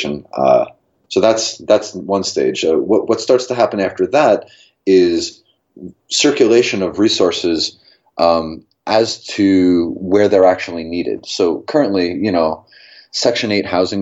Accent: New York City, New York, United States; moved away; I'm from New York City

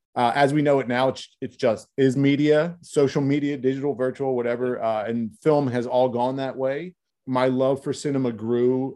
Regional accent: Philadelphia, Pennsylvania, United States; I'm from South Philadelphia. So right. an Italian American neighborhood in South Philadelphia

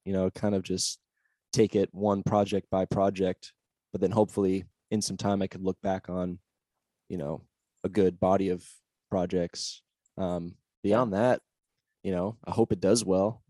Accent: Olympia, Washington, United States; moved away as an adult; also born or lived in Seattle, Washington; now in Austin, United States; I actually grew up in Olympia, Washington

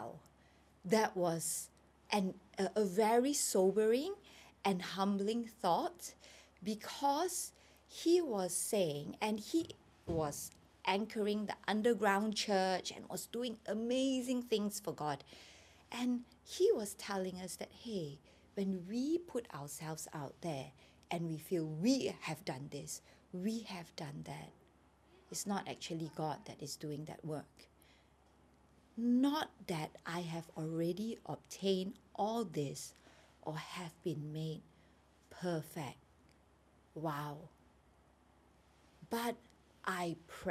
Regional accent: Sabah, Malaysia; moved away as an adult; now in Kuala Lumpur, Malaysia; I was born in KL, but I was brought up in Sabah. I went to Sabah when I was a baby

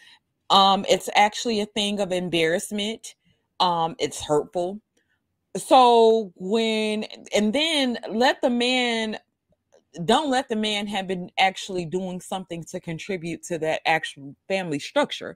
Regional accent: New York City, New York, United States; I stayed in Brooklyn, New York. I grew up in Coney Island for the most part.

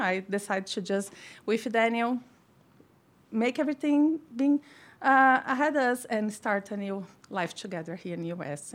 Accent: Brazil; moved away as an adult; now in United States; I come from Brazil, a tropical country.

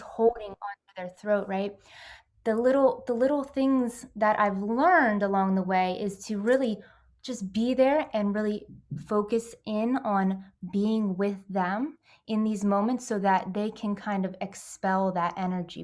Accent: Pennsylvania, United States; I'm from Pennsylvania and, you know, United States

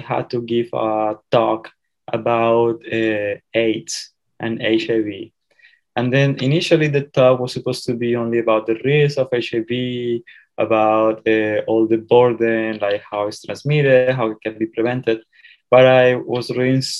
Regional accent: Colombia; moved away as an adult; now in Indiana, United States; I am originally from Colombia

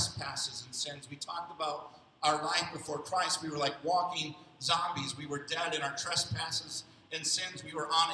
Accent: Rockford, Illinois, United States; in the city of Rockford, where I grew up in Illinois

